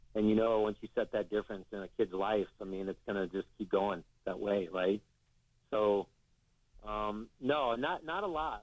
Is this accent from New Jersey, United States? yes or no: no; Iowa City, Iowa, United States; my hometown, Iowa City